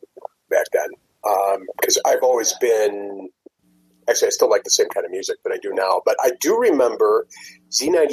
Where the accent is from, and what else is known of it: Villa Park, Illinois, United States; born or raised there